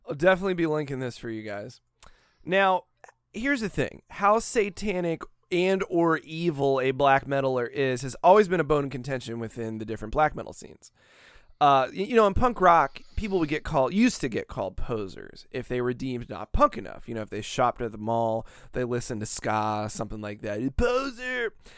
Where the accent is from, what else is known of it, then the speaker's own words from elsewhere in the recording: Daytona Beach, Florida, United States; also born or lived in Van Buren, Maine; I was born in Daytona Beach, Florida, Halifax Hospital